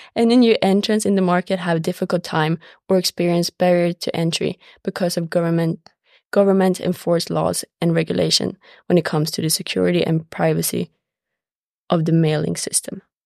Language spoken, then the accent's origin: English; Sweden; moved away as an adult; now in United States; I'm from Sweden and play on the Stark women's soccer team